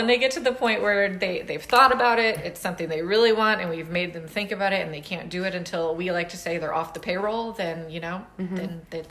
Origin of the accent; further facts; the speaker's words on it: the South, United States; I'm from the South. I grew up in the Army.